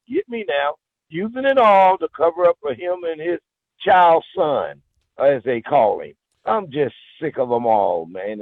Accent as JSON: {"language": "English", "area": "Rio Grande Valley", "region": "Texas", "country": "United States", "tie": "born or raised there", "said": "I was raised in the Rio Grande Valley, okay. down where we have tacos every day"}